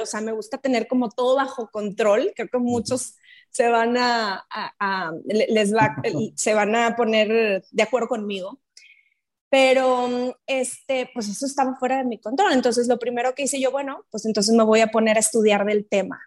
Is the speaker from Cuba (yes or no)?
no; Mexico; soy de México